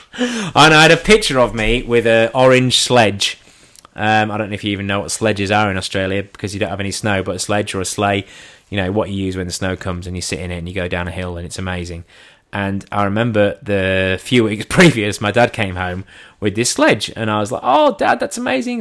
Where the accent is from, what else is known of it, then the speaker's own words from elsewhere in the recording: England, United Kingdom; I'm English.